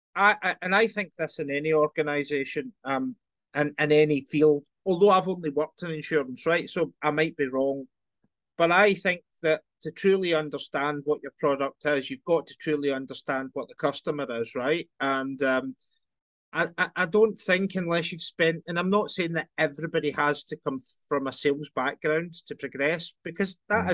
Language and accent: English; Scotland, United Kingdom; also born or lived in London; I grew up in Scotland, done the student bit